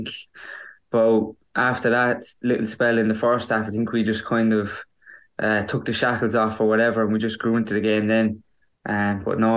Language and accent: English; County Kerry, Ireland; playing for my own club, my hometown club